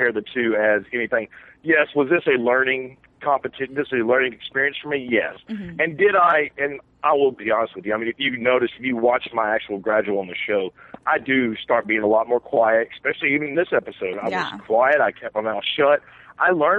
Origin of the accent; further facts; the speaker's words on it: Southeast Texas, United States; I'm an old country boy from Southeast Texas